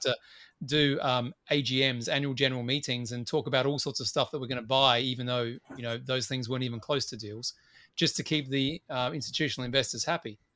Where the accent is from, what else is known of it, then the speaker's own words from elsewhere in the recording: Australia; as I tend to be as an Australian